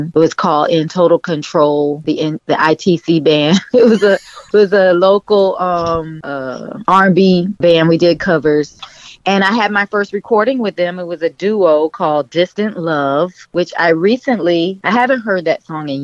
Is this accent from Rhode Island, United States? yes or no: no; Miami, Florida, United States; born or raised there; also born or lived in Georgia